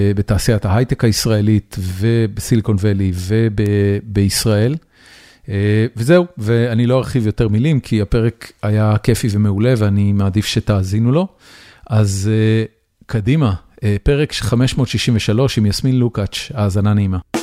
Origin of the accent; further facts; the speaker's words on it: Israel; now in United States; אנחנו שנינו גדלנו בארץ, ועברנו באיזושהי נקודה לארצות הברית